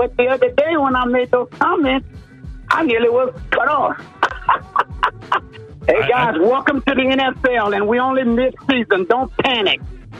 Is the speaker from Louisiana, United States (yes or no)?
yes; Louisiana, United States; from Louisiana.